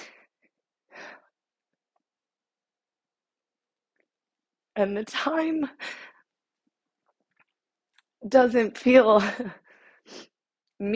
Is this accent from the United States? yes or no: yes; Ohio, United States; now in Georgia, United States; left Ohio. That is my hometown